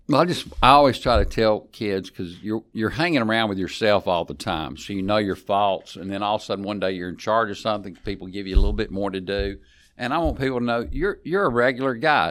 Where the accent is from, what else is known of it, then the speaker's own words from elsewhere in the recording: West Monroe, Louisiana, United States; We are both from West Monroe